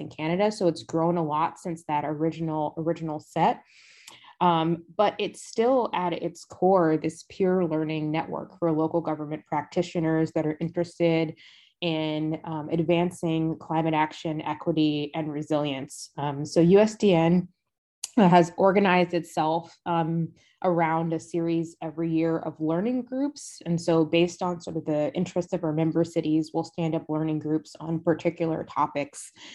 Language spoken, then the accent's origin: English; Decatur, Georgia, United States; I will concede it was Decatur and not the city of Atlanta